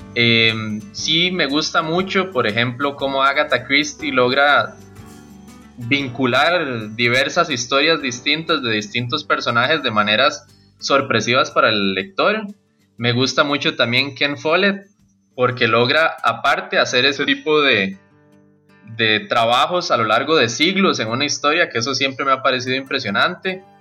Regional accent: Costa Rica; first language Spanish; soy costarricense, un autor nacional

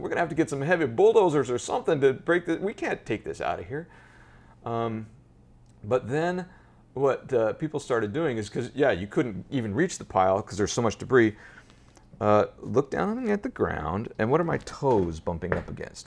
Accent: Colorado, United States; moved away as an adult; now in Manhattan, United States; I grew up in Colorado

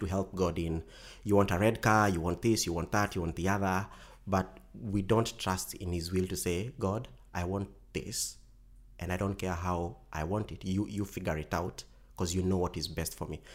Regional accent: Kenya; our communities back in Kenya

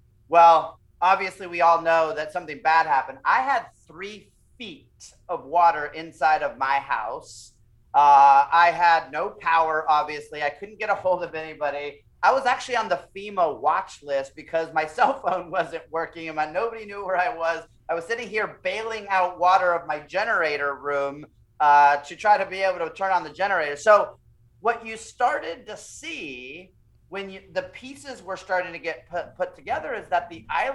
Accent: Florida, United States; also born or lived in Puerto Rico; growing up in Florida, you kind of get used to hurricanes happening

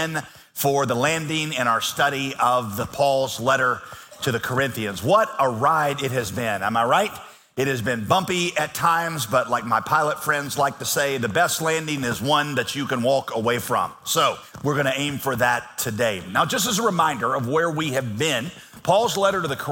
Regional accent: Yadkinville, North Carolina, United States; moved away; I'm from Yakinville

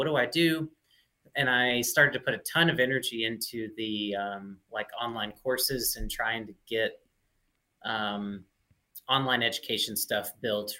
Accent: Mississippi, United States; moved away as an adult; also born or lived in Oregon; I was born and raised in Mississippi

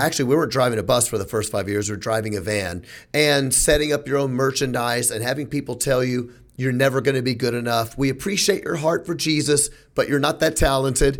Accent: Memphis, Tennessee, United States; I'm from Memphis

